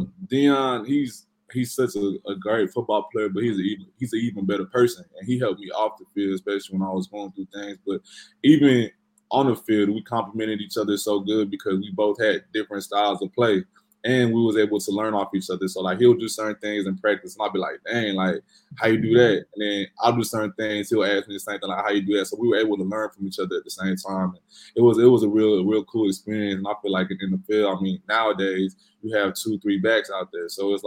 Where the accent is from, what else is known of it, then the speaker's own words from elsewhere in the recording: Lubbock, Texas, United States; I grew up in Lubbock, Texas, and where I went to high school is like a football town.